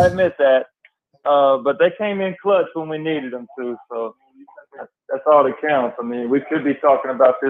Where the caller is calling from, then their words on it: Alabama, United States; from Alabama. Roll Tide.